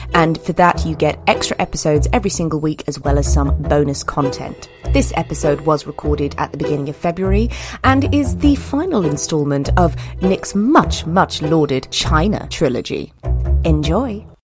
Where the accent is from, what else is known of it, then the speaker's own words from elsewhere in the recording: Ireland; I'm Irish